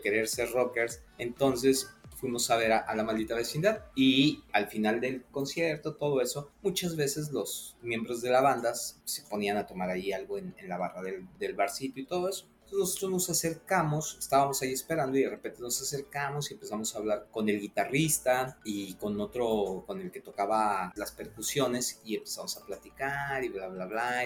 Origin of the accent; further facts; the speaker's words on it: Mexico City, Mexico; yo soy de la Ciudad de México